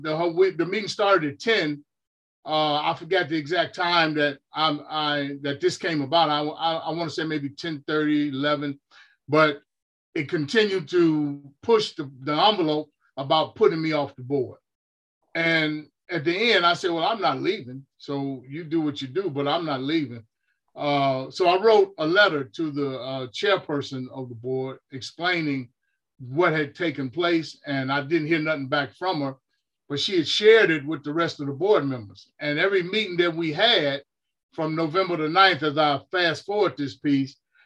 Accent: Chicago, Illinois, United States; now in California, United States; growing up in Chicago

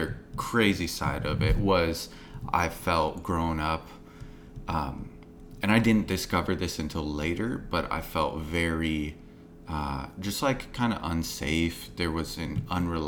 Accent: Sacramento, California, United States; also born or lived in Lake Tahoe area, California; I was born in Sacramento, California, which is in the northern part of the state

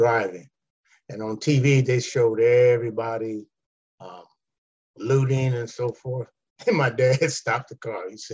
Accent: Los Angeles, California, United States; Collette and I grew up in Southern League in Los Angeles.

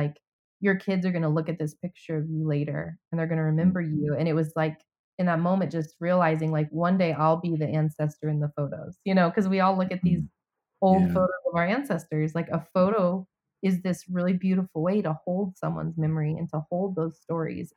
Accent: United States; now in Atlanta, United States

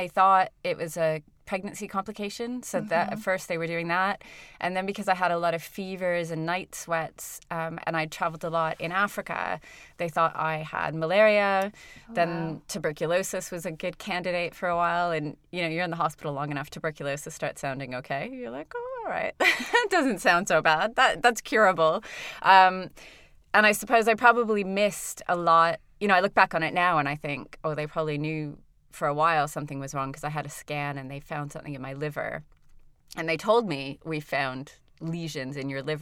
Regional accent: Toronto, Ontario, Canada; moved away as an adult; now in United Kingdom; I'm from Toronto, but I'm Welsh Canadian.

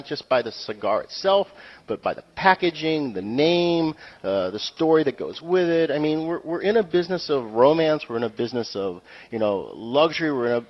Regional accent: New England, United States; Yeah, I'm from New England.

